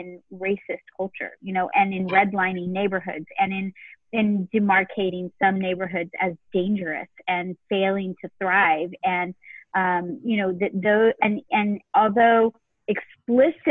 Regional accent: San Antonio, Texas, United States; I grew up, I was born in San Antonio. I've lived in San Antonio my entire life

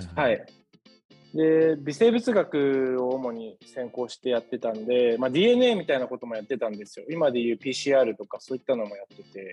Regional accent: Kanagawa, Japan; 神奈川の生まれの育ちです

